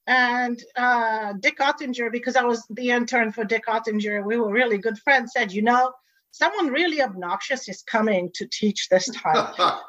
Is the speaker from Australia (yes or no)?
no; Tanzania; We moved around a lot. So I grew up in Tanzania with no electricity and no running water.